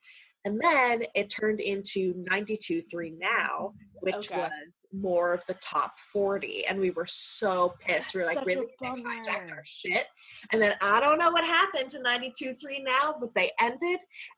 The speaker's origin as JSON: {"language": "English", "region": "New Jersey", "country": "United States", "tie": "born or raised there", "said": "I'm from New Jersey, so I get the New York radio stations."}